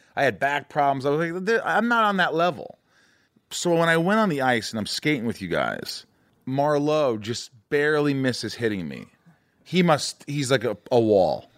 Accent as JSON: {"language": "English", "region": "Indiana", "country": "United States", "tie": "born or raised there", "said": "I grew up in Indiana and I was fine"}